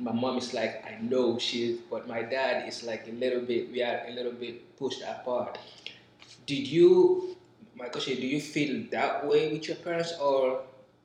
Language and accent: English; Guinea; now in United States; we both were born in Guinea